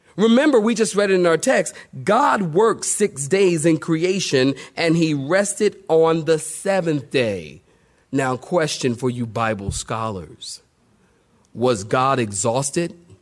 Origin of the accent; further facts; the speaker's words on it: United States; I'm from America.